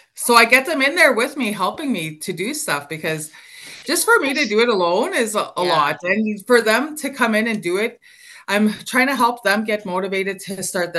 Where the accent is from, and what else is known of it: Wabasca, Alberta, Canada